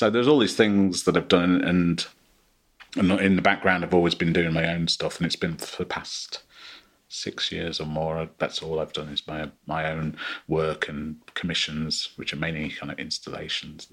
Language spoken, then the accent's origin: English; Midlands, United Kingdom; I grew up in the Midlands in the late 70s and early 80s.